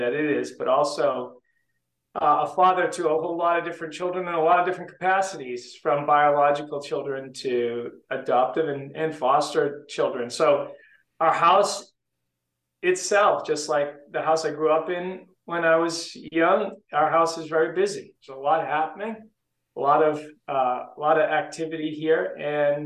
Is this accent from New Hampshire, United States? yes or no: yes; Southern New Hampshire, United States; I grew up in Southern New Hampshire. So about a half an hour north of Boston